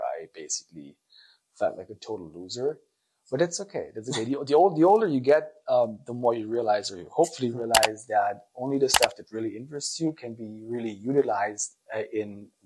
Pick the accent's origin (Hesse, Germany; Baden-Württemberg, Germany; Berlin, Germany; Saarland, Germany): Baden-Württemberg, Germany; Black Forest; I grew up in the Black Forest, the southern region here of Germany